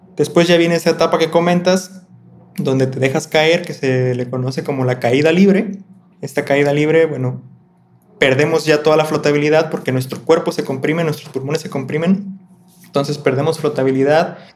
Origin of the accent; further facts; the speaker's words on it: Colima, Mexico; yo soy de Colima, Colima